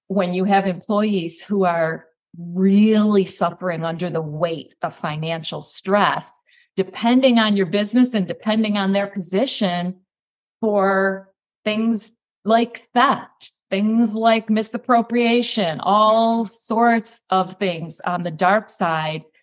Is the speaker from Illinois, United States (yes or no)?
no; New York, United States; now in Florida, United States; I hail from New York State. Now I'm located physically in Florida